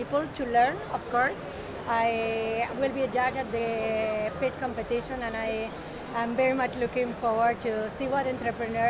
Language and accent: English; Argentina; now in Miami, United States; I'm from Argentina